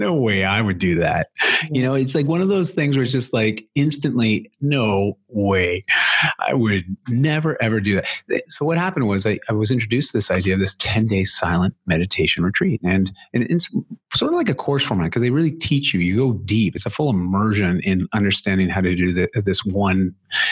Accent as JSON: {"language": "English", "country": "Canada", "accent": "Canadian", "said": "my Canadian accent"}